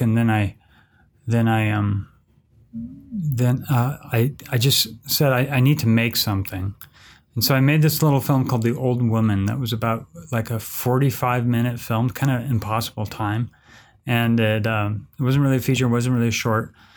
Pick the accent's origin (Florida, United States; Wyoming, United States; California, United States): California, United States; San Francisco; now in Orem, United States; I'm originally from San Francisco, but I'm a, uh, film professor at Utah Valley University in Orem, Utah